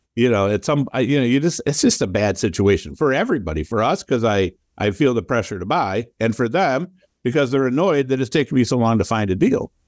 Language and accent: English; Toledo, Ohio, United States; also born or lived in Cleveland, Ohio; I grew up in Toledo, Ohio